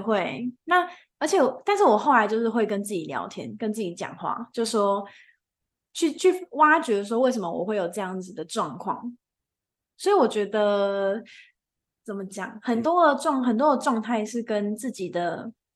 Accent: Taichung, Taiwan; 我主场是在日月潭，我本身是台中人

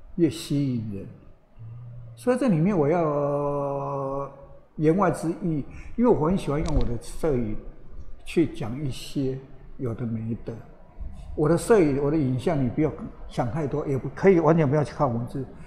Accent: Taiwan; 里面只有我一个台湾的

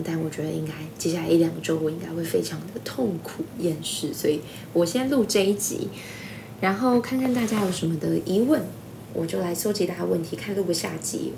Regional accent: Taiwan; 我们都是台湾人

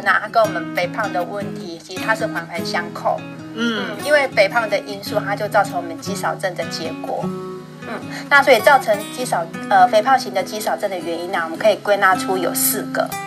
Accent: Taiwan; 我们台湾人

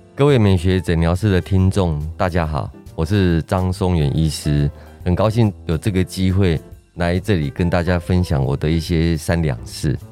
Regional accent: Kaohsiung, Taiwan; moved away; 我是从高雄上来的， 我从小在高雄长大

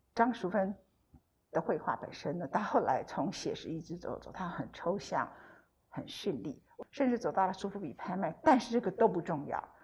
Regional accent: Taiwan; 我们台湾的人

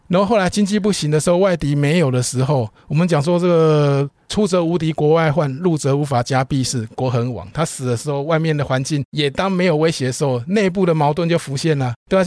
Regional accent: Taiwan; 我们台湾人

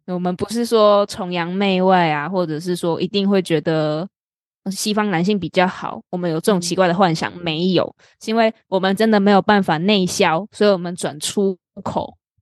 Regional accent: Taiwan; 我们台湾人

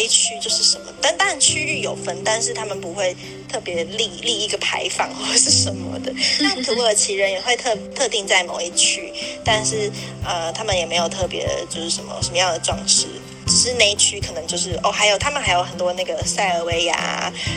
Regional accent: Taiwan; moved away; 你是我第一个认识的台湾人

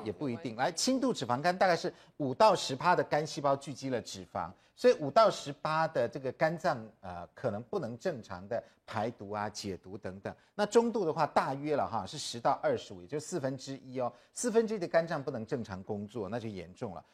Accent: Taiwan; 其实我们台湾人很爱保肝的

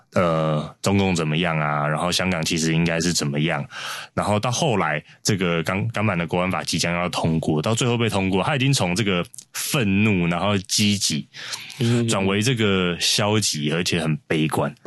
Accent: Taiwan; 我生在台湾，长在台湾

